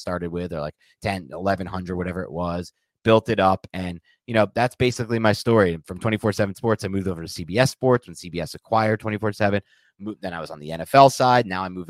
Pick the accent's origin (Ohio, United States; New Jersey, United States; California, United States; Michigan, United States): New Jersey, United States; also born or lived in Midwest; I was commuting from New Jersey. I was living at home.